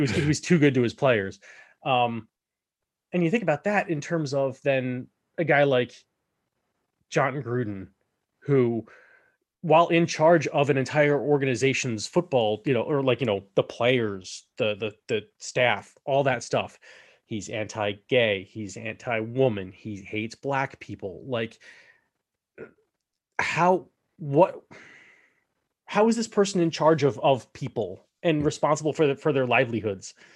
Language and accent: English; United States; I am an American